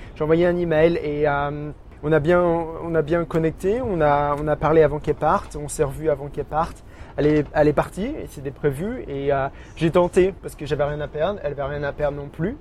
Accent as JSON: {"language": "French", "area": "small village near Auxerre", "region": "Bourgogne-Franche-Comté", "country": "France", "tie": "born or raised there", "moved": "as an adult", "lives_now": "Brisbane, Australia", "said": "je suis euh, originaire vraiment d'un petit village"}